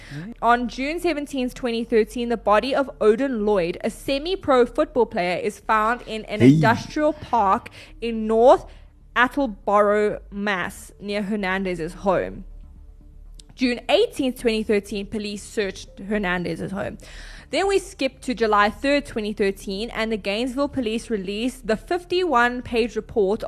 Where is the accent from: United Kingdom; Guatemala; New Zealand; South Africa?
South Africa; we are from South Africa.